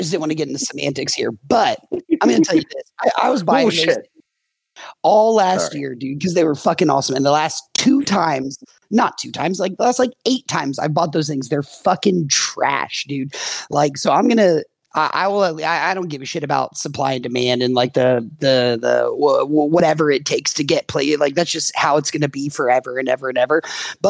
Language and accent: English; United States; Hey, listen, I'm an American, dude.